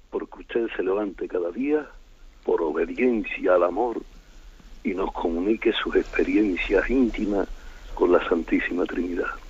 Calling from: Seville, Andalusia, Spain; Buenos días, señor. Eh … de Sevilla.

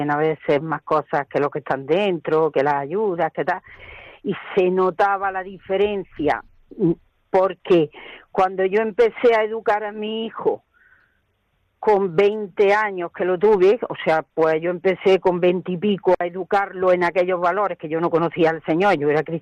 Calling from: Granada, Andalusia, Spain; En la carretera de La Zubia una finca muy grande de Nogales Alto, Trini. Ahí estoy.

